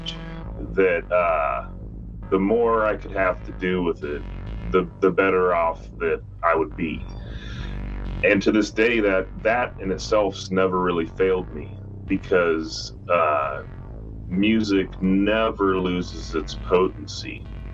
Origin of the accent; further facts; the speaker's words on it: Kearney, Nebraska, United States; also born or lived in Grand Island, Nebraska; now in Lincoln, United States; My uncle Dusty, he owned a record store when I grew up in Kearney, Nebraska, and in Grand Island, Nebraska.